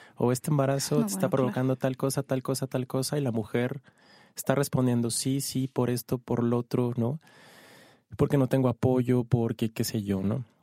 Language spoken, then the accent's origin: Spanish; Ciudad Juárez, Chihuahua, Mexico; now in Mexico City, Mexico; Yo soy de Ciudad Juárez, de Chihuahua